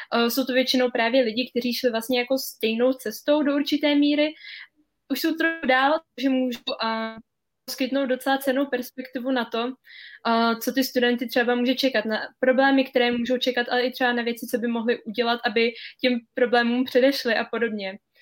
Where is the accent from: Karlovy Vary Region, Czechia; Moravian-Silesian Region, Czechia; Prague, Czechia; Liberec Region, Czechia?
Karlovy Vary Region, Czechia; Cheb; now in France; já jsem teda z Chebu, jak jsi už řekla, a chodila jsem tam na, na gymnázium od první do sexty